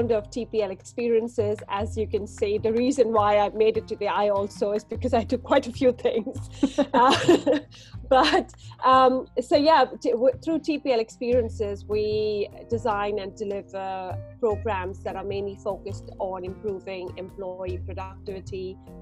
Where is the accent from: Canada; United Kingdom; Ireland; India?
India; moved away; I'm born and raised in India